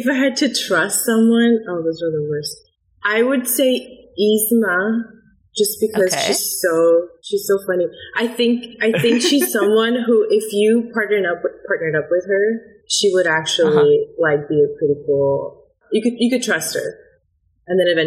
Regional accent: Orange County, California, United States; I'm from Orange County. Grew up in Orange County.

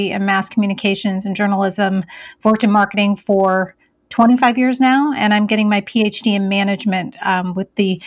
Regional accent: Iowa, United States; I grew up in Iowa. I was actually Miss Iowa USA in 1997

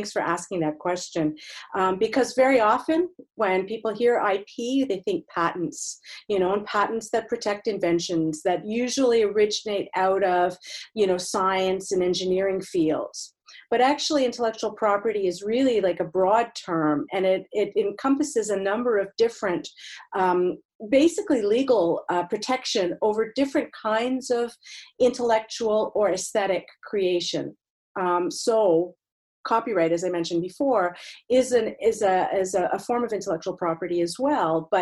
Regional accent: Montreal, Quebec, Canada; moved away; I'm originally from Montreal

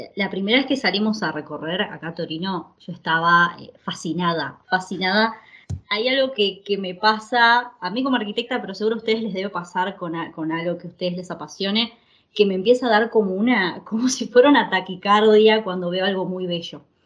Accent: Uruguay; moved away as an adult; now in Italy; somos uruguayos, eh, yo estudié arquitectura en la Universidad de Uruguay

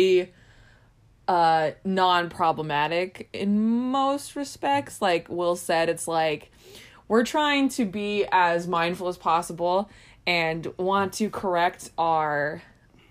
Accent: Southern California, United States; I grew up in Southern California

